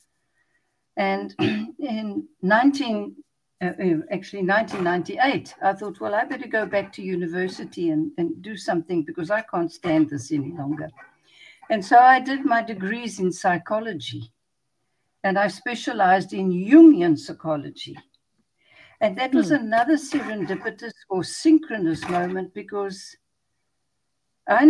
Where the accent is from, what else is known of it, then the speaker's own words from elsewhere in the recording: Pretoria, Gauteng, South Africa; moved away as an adult; also born or lived in Johannesburg; now in Cape Town, South Africa; I was born in Pretoria, which is in the northern part of the country, but I've spent the greater part of my adult life in this part of the world.